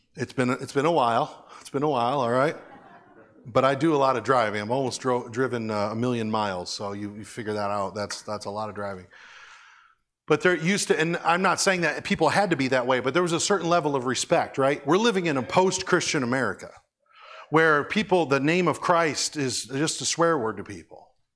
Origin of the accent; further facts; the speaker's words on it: United States; I'm so grateful to being American.